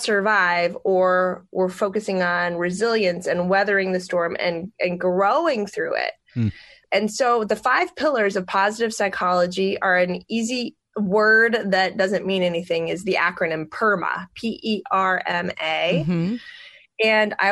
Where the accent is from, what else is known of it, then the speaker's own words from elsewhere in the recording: Pella, Iowa, United States; I'm from Pella